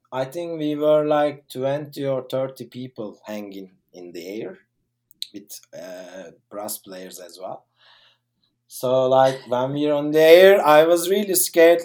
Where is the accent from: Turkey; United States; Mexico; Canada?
Turkey; I'm from Turkey.